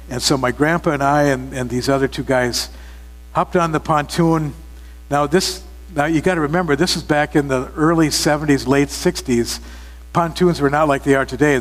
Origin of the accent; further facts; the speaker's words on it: Minnesota, United States; We're from Minnesota, the land of, what's the number up to now, 16,000 lakes, something like that?